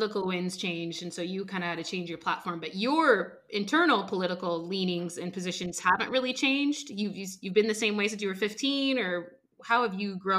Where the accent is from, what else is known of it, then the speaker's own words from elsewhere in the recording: Washington, United States; I'm from Washington State.